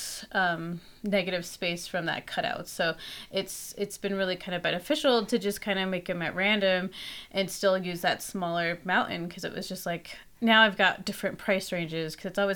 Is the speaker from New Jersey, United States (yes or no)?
no; Logan, Utah, United States; also born or lived in El Salvador; now in Salt Lake City, United States; growing up in Logan, Utah, I was also really close to the mountains